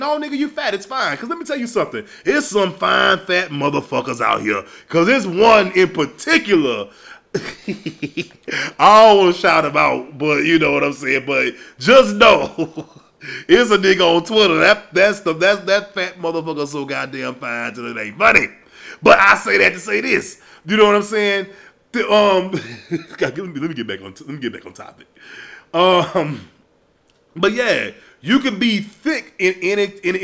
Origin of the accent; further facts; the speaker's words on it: Baton Rouge, Louisiana, United States; I'm from Louisiana. You know, Baton Rouge to be exact. So coming up where I came up